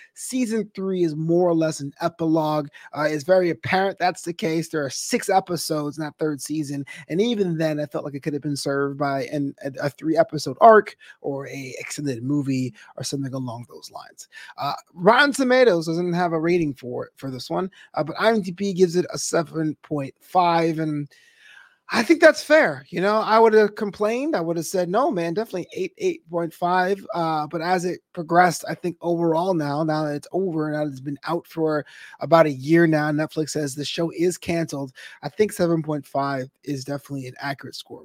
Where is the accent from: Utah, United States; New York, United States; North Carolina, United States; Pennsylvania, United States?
New York, United States; now in Los Angeles, United States; We come from New York.